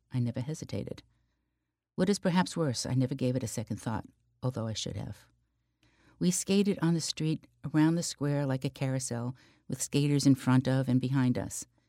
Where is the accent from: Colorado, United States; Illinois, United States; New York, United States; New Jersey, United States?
New Jersey, United States; Secaucus; Growing up in Secaucus, New Jersey, which was only a short bus ride through the Lincoln Tunnel from Manhattan